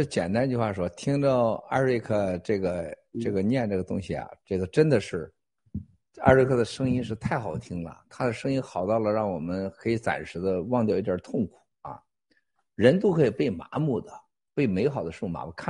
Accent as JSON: {"language": "Chinese", "region": "Shandong", "country": "China", "tie": "born or raised there", "said": "他是这个山东老老我老乡，和咱山东老家"}